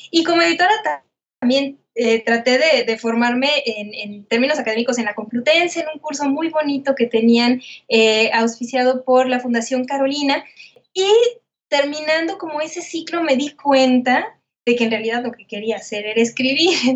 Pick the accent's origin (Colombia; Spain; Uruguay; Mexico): Mexico; Guadalajara, Jalisco; Guadalajara, Jalisco.